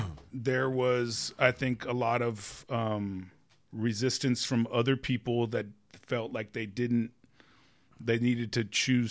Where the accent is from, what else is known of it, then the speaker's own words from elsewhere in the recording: Hollywood, California, United States; We're from Hollywood, so we rode our bikes.